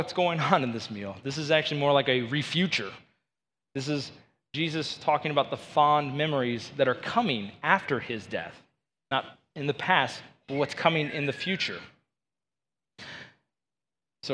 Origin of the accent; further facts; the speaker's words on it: Georgia, United States; moved away as an adult; now in Green Bay, United States; I did not grow up in Wisconsin, and I'm originally from Georgia